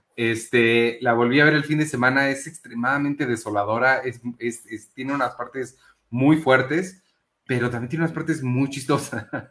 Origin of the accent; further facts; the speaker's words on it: Mexico; sí soy mexicano